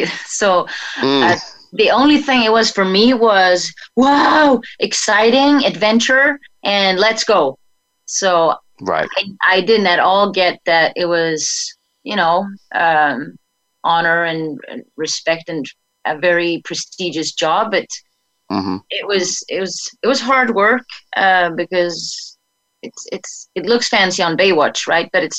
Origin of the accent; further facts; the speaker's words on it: Sweden; moved away; I got trained by the American Red Cross in Sweden